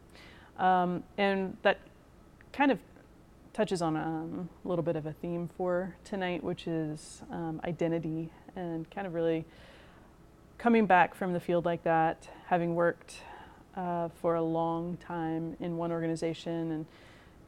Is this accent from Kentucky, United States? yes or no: yes; Louisville, Kentucky, United States; moved away as an adult; now in Indianapolis, United States; I'm originally from Louisville, Kentucky. You can probably tell by the way I say it.